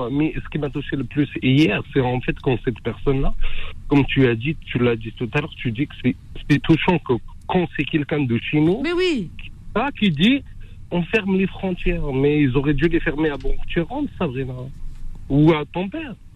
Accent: France; Moi, je suis français. Je suis pas venu dans un bateau de sardines ou quoi que ce soit.

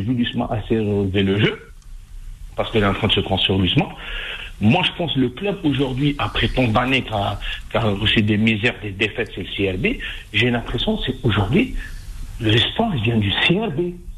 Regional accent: Algeria; chez nous en Algérie

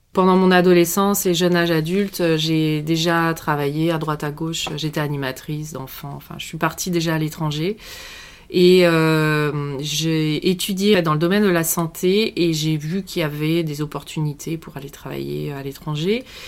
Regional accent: western France, France; moved away as an adult; also born or lived in Canada; je suis, euh, originaire de l'ouest de la France

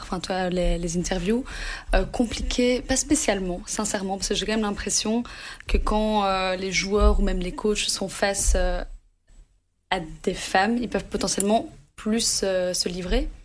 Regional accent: Anderlecht, Brussels-Capital Region, Belgium; moi, j'ai grandi en Anderlecht

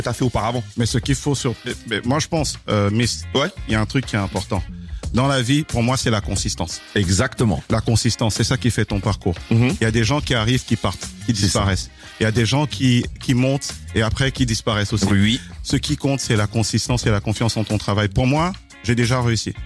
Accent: Kenya; also born or lived in Cameroon; now in France; je suis camerounais, mhm. j'ai grandi, en, grandi au Kenya. J'ai j'ai évolué en France pendant aujourd'hui plusieurs années.

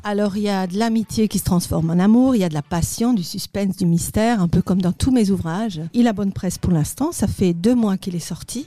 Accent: Alsace, Grand Est, France; moved away as an adult; also born or lived in Paris / Molsheim; Alors, je suis née en Alsace. Je n'ai pas toujours vécu dans la région puisque j'étais partie quelques années euh, du côté de Paris. Et je suis revenue

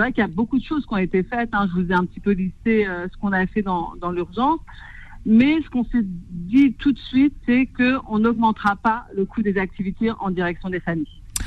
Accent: Clichy-sous-Bois, Île-de-France, France; born or raised there

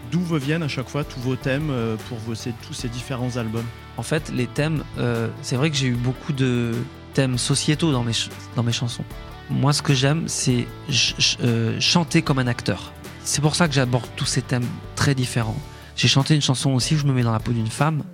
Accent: Échirolles, Auvergne-Rhône-Alpes, France; mon enfance à Échirol, c'était assez joyeux

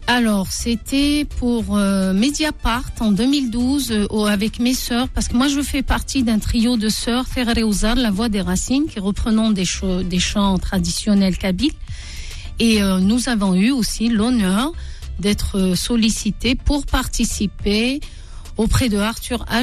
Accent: Algeria; now in France; je suis une femme artiste, immigrée. Je viens de l'Algérie. J'ai vécu en Algérie.

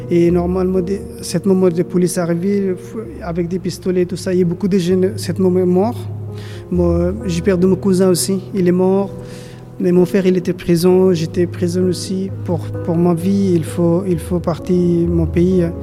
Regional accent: Bangladesh; French is a second language; moved away as an adult; now in France; J'ai 37 ans. Je viens de Bangladesh. je suis réfugié politique

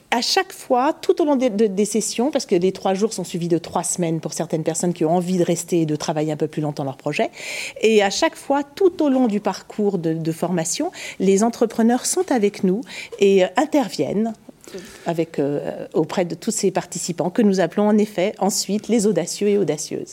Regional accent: Paris, Île-de-France, France; je suis parisienne

